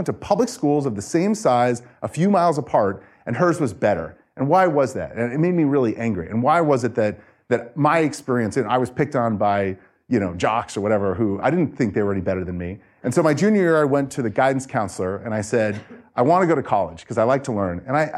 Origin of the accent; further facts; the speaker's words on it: Phoenix, Arizona, United States; also born or lived in New York; I moved to Phoenix when I was young from New York, and I did not have a good experience in elementary, middle, or high school.